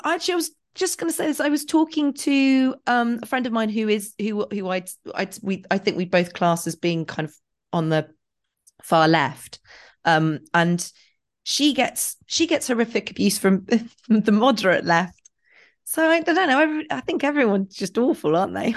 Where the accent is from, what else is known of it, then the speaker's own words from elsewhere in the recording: England, United Kingdom; I'm so English